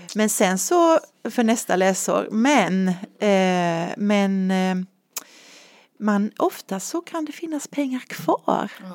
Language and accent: Swedish; Nässjö, Jönköping County, Sweden; also born or lived in Asarum, Karlshamn, Blekinge; min familj flyttade hit när jag var 11 år